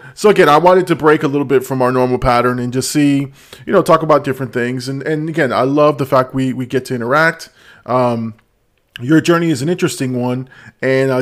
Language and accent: English; Hollywood, Florida, United States; moved away as an adult; also born or lived in Dania Beach, Florida; now in Port St. Lucie, United States; where I came from or where like in Hollywood and in Dania and those areas where, you know, I went to high school